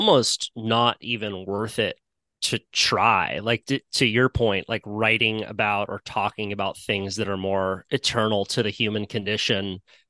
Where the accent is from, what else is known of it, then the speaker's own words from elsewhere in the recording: Santa Cruz, California, United States; growing up in Santa Cruz, which is a little surf community in Northern California, we have our own jargon completely